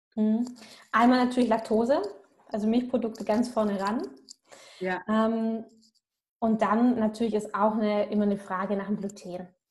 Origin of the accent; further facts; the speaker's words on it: Swabia, Germany; Bei uns im Schwabenland